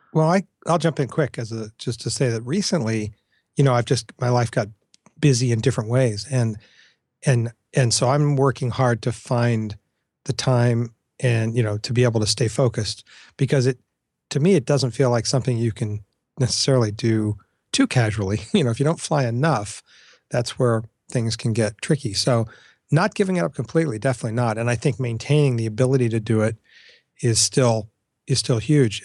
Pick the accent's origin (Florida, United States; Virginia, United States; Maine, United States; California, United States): Florida, United States; South; moved away; I grew up in South Florida